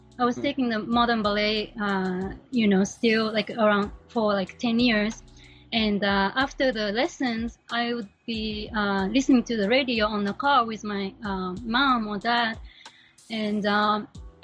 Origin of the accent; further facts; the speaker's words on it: Japan; moved away as an adult; now in New York, United States; I am from Japan